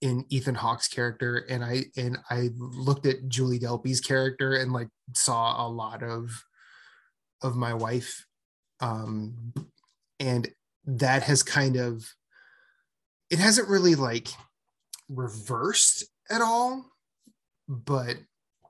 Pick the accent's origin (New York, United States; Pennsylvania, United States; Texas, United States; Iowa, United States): Iowa, United States; moved away as an adult; also born or lived in Philadelphia; So I'm from Iowa.